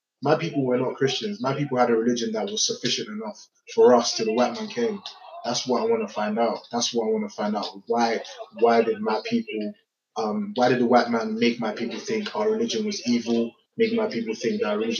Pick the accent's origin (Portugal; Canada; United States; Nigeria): Nigeria; I'm a Nigerian first and foremost.